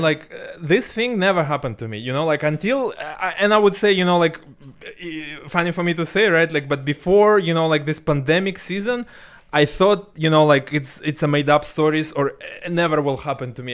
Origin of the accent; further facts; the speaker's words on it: Ulan-Ude, Buryatia, Russia; moved away; also born or lived in Moscow; my hometown in Siberia